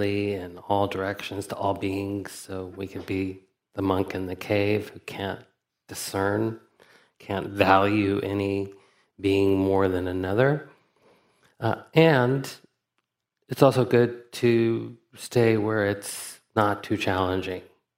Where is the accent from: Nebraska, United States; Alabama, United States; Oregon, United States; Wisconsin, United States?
Alabama, United States; I grew up in Alabama in the 70s and 80s as a person who was often perceived as a foreigner